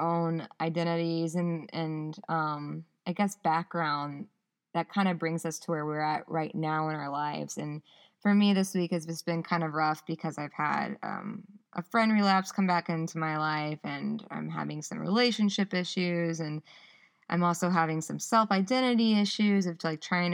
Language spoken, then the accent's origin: English; the South, United States; moved away as an adult; now in Ypsilanti, United States; I'm so from the South. I say y'all